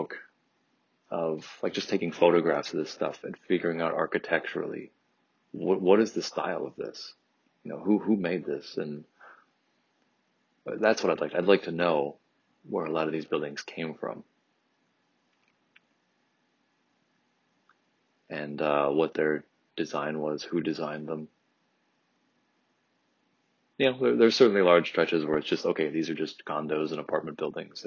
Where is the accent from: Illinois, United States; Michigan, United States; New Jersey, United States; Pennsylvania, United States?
Michigan, United States; Troy; I grew up in Troy, which definitely has, I grew up in a very nice, very big house